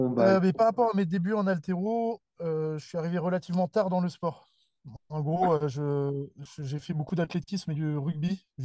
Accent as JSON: {"language": "French", "area": "Seine-et-Marne, between Melun and Fontainebleau", "region": "Île-de-France", "country": "France", "tie": "born or raised there", "also_born_or_lived": "Lille", "moved": "as an adult", "lives_now": "Bordeaux, France", "said": "grandi en région parisienne"}